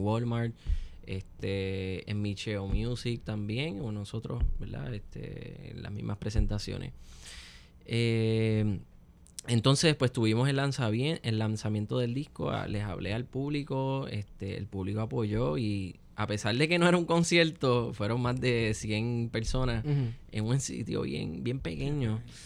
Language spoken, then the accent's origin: Spanish; Puerto Rico; Con nuestra música y con nuestro instrumento nacional, el cuatro puertorriqueño.